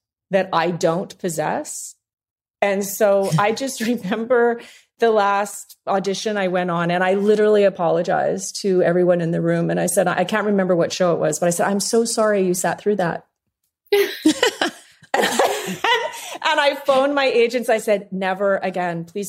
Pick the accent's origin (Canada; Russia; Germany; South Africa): Canada; moved away; also born or lived in Los Angeles, United States; I'm Canadian by birth